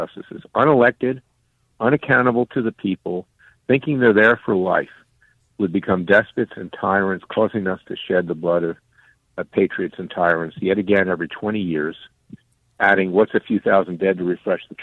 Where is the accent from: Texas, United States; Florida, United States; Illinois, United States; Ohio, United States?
Florida, United States; I'm from Florida